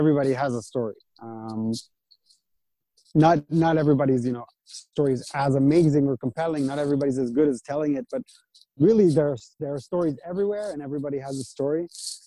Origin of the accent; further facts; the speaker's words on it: Israel; I was born in Israel and raised in Israel, but my parents are from North America.